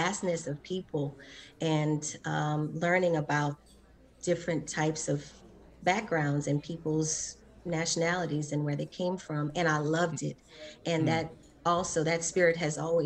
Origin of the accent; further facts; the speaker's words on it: Lafayette, United States; also born or lived in Los Angeles, California; I was born and raised here in Lafayette, and I moved to go to college at Occidental College in Los Angeles